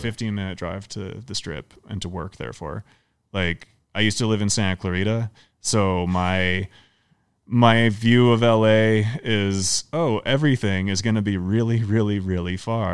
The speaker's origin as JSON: {"language": "English", "country": "Canada", "moved": "yes", "lives_now": "United States", "said": "I'm Canadian"}